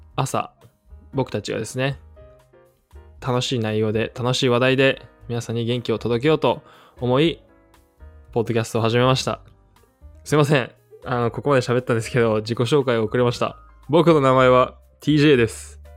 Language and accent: Japanese; Aichi, Japan; moved away as an adult; also born or lived in United States / Nagoya; now in Vancouver, Canada; 愛知県生まれです